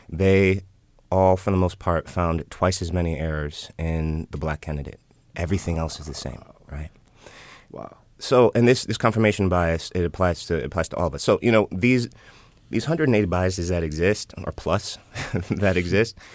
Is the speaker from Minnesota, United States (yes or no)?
no; Chicago, Illinois, United States; I'm from Chicago too